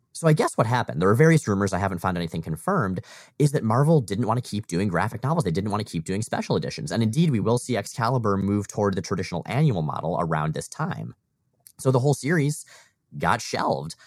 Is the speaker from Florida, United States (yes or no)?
yes; Florida, United States; moved away; we both grew up in Florida